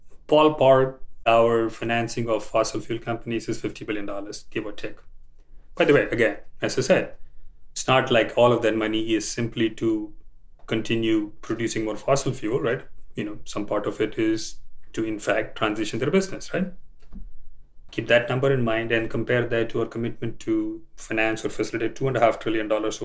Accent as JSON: {"language": "English", "country": "India", "tie": "born or raised there", "moved": "yes", "said": "I grew up in India"}